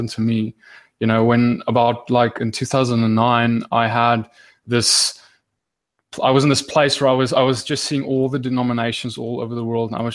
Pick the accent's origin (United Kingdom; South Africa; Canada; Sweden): South Africa; now in Johannesburg, South Africa; I'm in South Africa, and more specifically Johannesburg